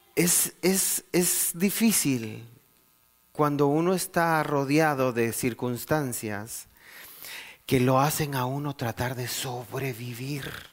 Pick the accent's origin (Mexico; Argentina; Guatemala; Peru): Guatemala; moved away; yo vengo de Guatemala, un país muy, muy violento